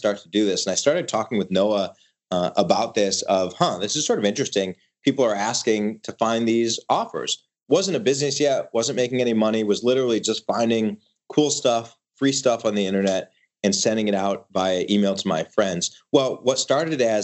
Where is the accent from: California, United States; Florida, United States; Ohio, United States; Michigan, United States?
Michigan, United States; moved away as an adult; also born or lived in Ithaca, New York; we were raised in Michigan, grew up in, you know, the middle class in the Midwest